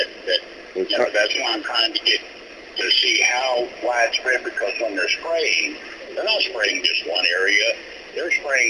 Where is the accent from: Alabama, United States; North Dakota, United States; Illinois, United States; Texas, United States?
Texas, United States; now in Tennessee, United States; I'm originally from Texas.